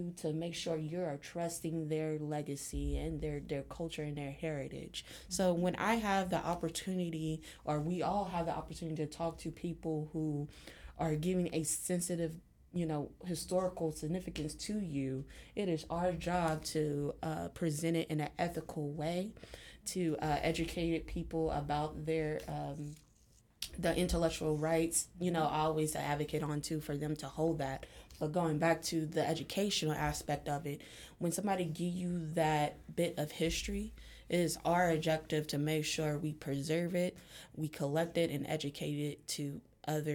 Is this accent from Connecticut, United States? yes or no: no; Cincinnati, Ohio, United States; I was born and raised in Cincinnati.